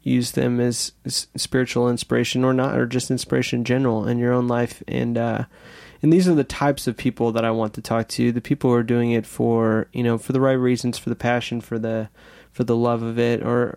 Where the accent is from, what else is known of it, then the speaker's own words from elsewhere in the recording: Claremont, New Hampshire, United States; I'm from Claremont, New Hampshire, born in New Hampshire.